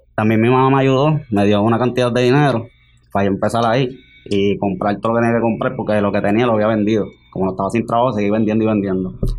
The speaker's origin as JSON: {"language": "Spanish", "town": "Guaynabo", "country": "Puerto Rico", "said": "de Guaynabo también"}